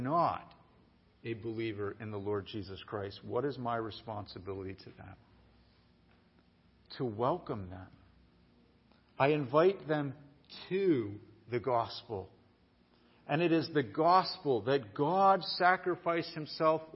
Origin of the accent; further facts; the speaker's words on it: United States; I love being American